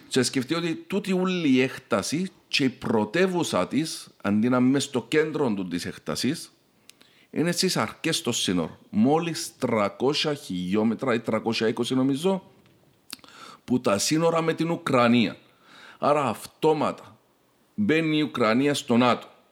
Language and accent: Greek; Cyprus